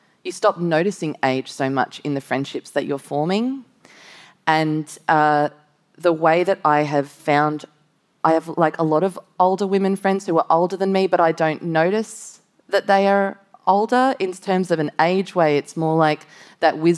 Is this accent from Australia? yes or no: yes; Gold Coast, Queensland, Australia; moved away as an adult; also born or lived in Manchester, England; I grew up on the Gold Coast